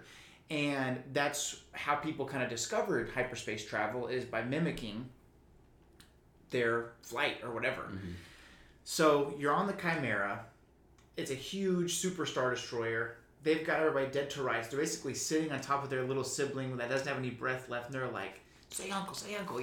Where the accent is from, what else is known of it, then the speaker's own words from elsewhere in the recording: Houston, Texas, United States; we're from Houston